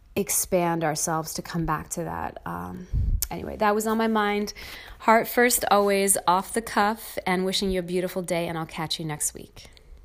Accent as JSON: {"language": "English", "country": "United States", "said": "I'm American"}